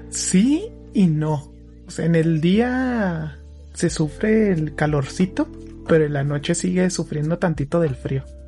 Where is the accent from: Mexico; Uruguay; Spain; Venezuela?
Mexico; Somos mexicanos